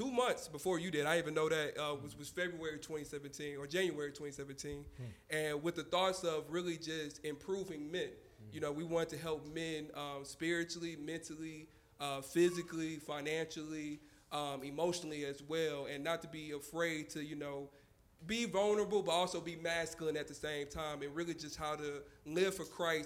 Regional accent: Houston, Texas, United States; also born or lived in Indianapolis, Indiana; I grew up in Houston, east side of Houston specifically

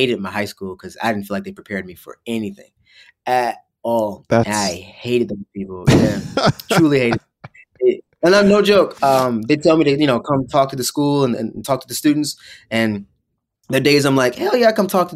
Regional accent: Hyattsville, Maryland, United States; moved away as an adult; also born or lived in New York; now in Los Angeles, United States; I was in Hyattsville

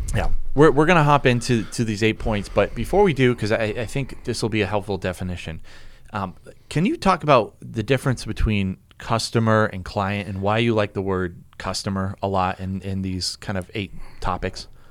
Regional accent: New England, United States; We're from New England.

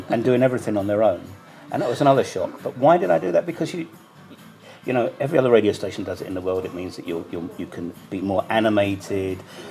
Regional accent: United Kingdom; moved away as an adult; now in Banja Luka, Bosnia and Herzegovina; as a Brit

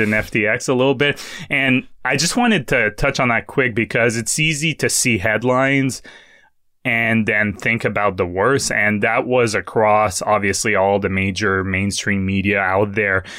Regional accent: Quebec, Canada; moved away as an adult; I grew up in Quebec for most of my life, so up until I was twenty-two

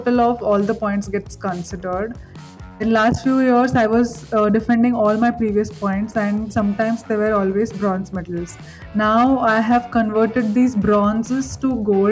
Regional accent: India; from India

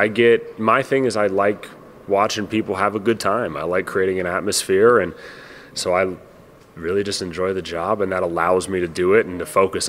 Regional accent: United States; I love being American.

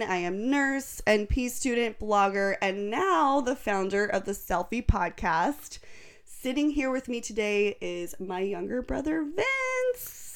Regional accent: Fresno, California, United States; born or raised there

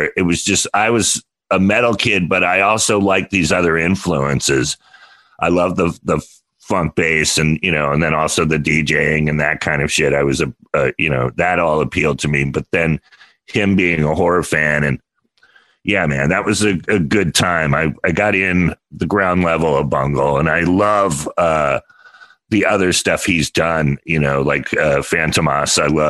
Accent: California, United States; growing up in California

